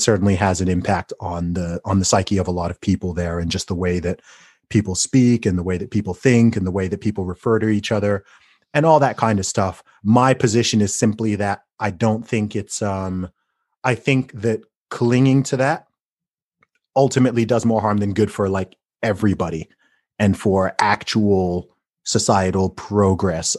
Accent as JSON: {"language": "English", "country": "United Kingdom", "said": "as a British person"}